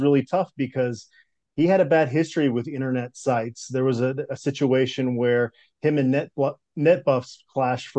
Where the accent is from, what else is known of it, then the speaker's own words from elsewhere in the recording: Phoenix, Arizona, United States; also born or lived in Minneapolis, Minnesota; So I was born in Minneapolis. We moved to the Phoenix area when I was going into sixth grade. So I kind of have Midwestern roots. That's where a lot of my family's from, but spent a lot of my childhood in the Arizona area